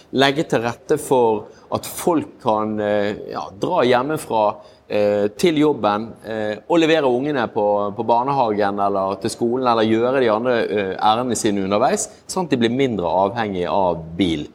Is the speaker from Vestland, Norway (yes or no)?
yes; Bergen, Vestland, Norway; moved away; jeg er jo en bergenser